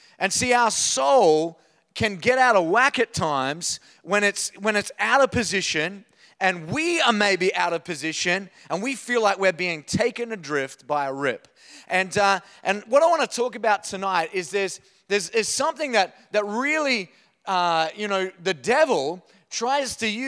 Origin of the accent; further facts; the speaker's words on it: Queensland, Australia; I was born in North Queensland. I grew up there. And the idea of a wave up there is like 3 centimeters high.